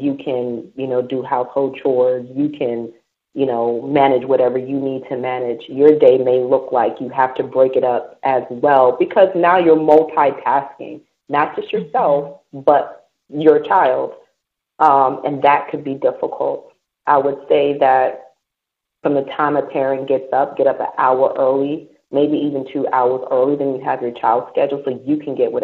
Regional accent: United States; moved away as an adult; now in British Virgin Islands; me being American and coming from the United States

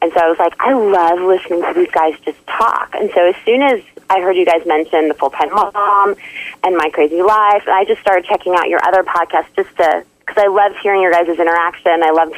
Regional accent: Alaska, United States; I was originally from Alaska, but I've lived in a number of different states.

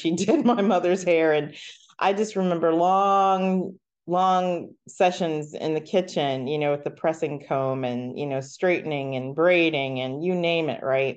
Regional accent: Columbus, United States; I'm from Columbus, so we spent a lot of time at Charles Pinzone

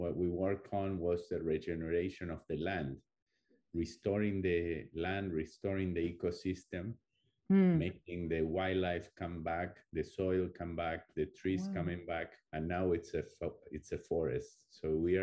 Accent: Buenos Aires, Argentina; moved away; I was born in Argentina. And in a big city in Buenos Aires

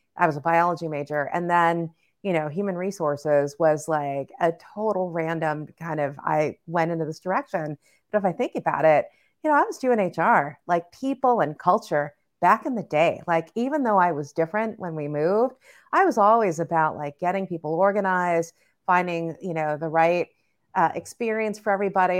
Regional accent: Southern California, United States; we grew up in Southern California and we were in LA, but then we moved to the suburbs

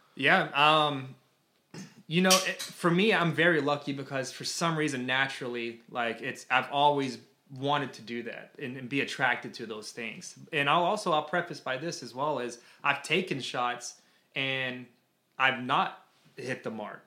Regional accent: Toccoa, Georgia, United States; moved away as an adult; now in Florida, United States; I was actually born in a very small town in Toccoa, Georgia. Born and raised there

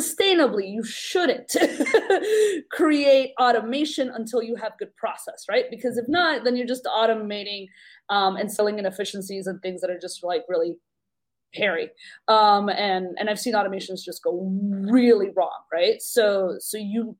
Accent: New York, United States; I'm from New York

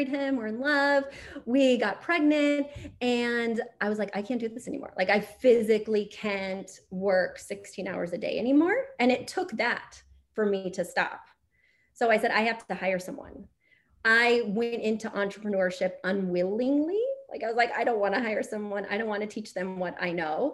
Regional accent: Missouri, United States; moved away; also born or lived in New York City; I'm from Missouri

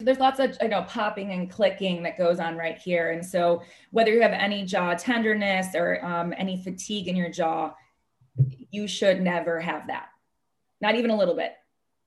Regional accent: Chicago, Illinois, United States; I'm originally from Chicago

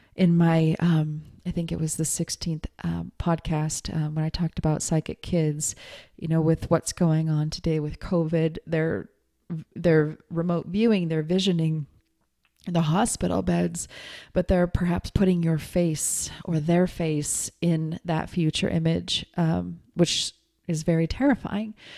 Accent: Montana, United States; growing up in Montana

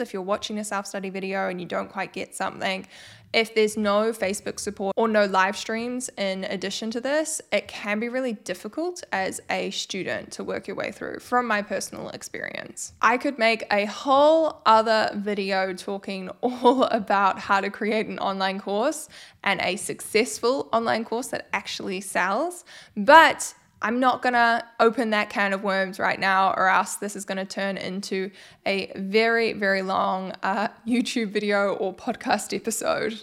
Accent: New Zealand; I am from New Zealand.

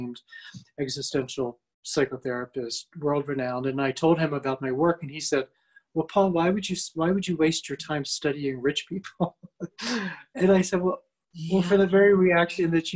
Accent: United States; I grew up as a middle-class white male in America

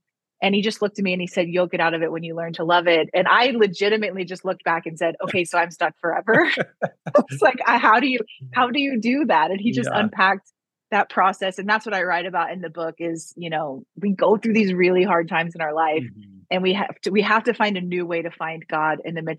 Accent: Missouri, United States; moved away as an adult; also born or lived in Waco, Texas / Norman, Oklahoma; I'm originally from Missouri and ended up in Waco, Texas, in college at Baylor

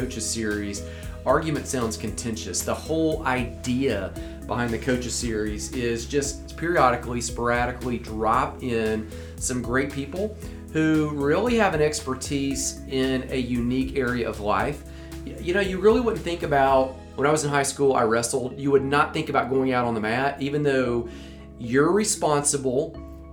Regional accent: Center Point, United States; my hometown where I grew up, way over on the other side of town in Centerpoint

